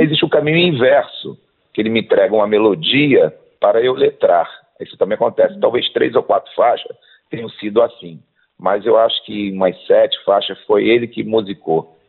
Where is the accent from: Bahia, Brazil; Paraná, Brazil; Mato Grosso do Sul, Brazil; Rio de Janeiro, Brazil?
Rio de Janeiro, Brazil; Nova Iguaçu; eu sou de Tinguá, ali, interior do Rio de Janeiro